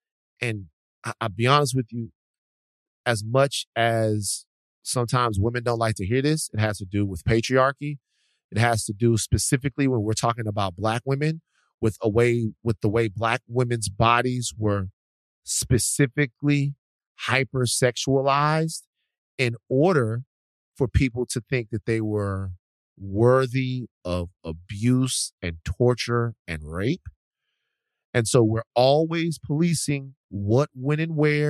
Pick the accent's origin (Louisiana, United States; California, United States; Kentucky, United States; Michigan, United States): Louisiana, United States; now in Los Angeles, United States; I grew up in Louisiana